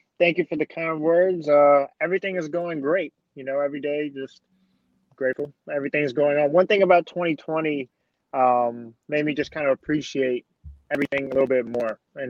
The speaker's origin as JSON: {"language": "English", "town": "Daytona Beach", "region": "Florida", "country": "United States", "tie": "born or raised there", "said": "my hometown, Daytona Beach"}